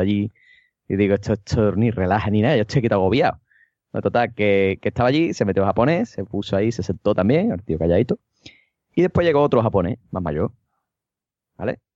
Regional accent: Cádiz, Andalusia, Spain; yo soy de Cádiz

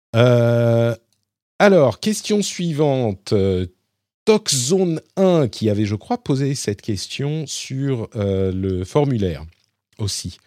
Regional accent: Paris, Île-de-France, France; je suis parisien

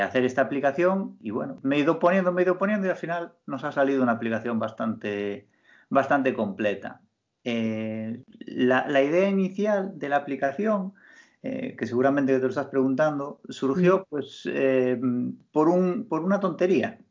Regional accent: Galicia, Spain; como buen gallego

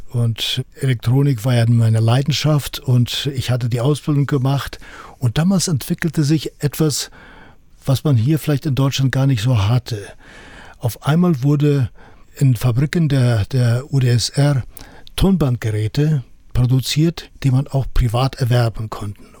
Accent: Kyrgyzstan; dann kam ich zurück in meinen Heimatort nach Kirgisistan und das war dann eine Herausforderung.

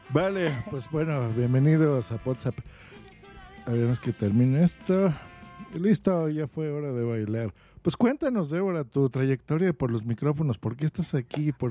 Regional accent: Huelva, Andalusia, Spain; born there; Nací en Huelva

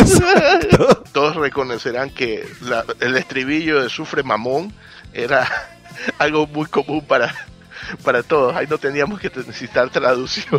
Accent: Ecuador; en mi país, Ecuador

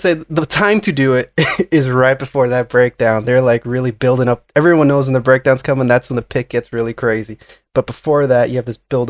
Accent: Florida, United States; now in New York, United States; South Florida.

